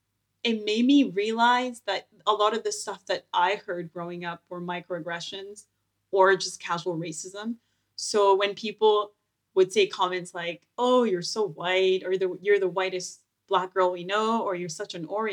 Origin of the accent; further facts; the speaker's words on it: Moncton, New Brunswick, Canada; Yeah, so growing up in New Brunswick, actually Moncton to be specific, a small town, I would say relatively.